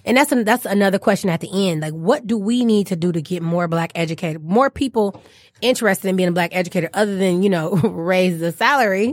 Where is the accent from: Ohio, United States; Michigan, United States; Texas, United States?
Michigan, United States; Detroit; accent: African-American Vernacular English; first language African-American Vernacular English; I, I grew up in Detroit. I'm born and raised from Detroit, not Metro Detroit, from Detroit.